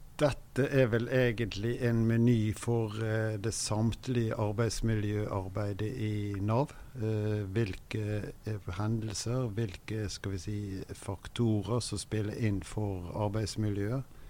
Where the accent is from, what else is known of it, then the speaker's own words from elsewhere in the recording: Bergen, Vestland, Norway; Jeg kommer fra Bergen, har drevet pendlervirksomhet etter å ha vært ukependler i Oslo tidlig på 90-tallet